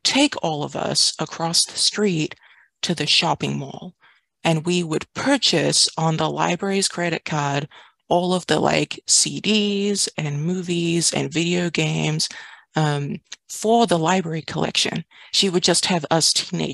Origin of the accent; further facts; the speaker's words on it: New Zealand; moved away as an adult; also born or lived in Washington, United States; now in San Francisco, United States; I grew up in Aotearoa, New Zealand.